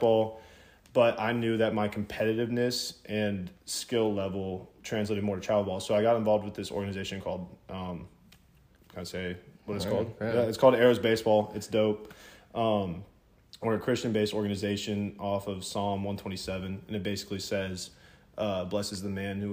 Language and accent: English; Jacksonville, Florida, United States; also born or lived in South Carolina; I grew up in Jacksonville, been here my whole life, born and raised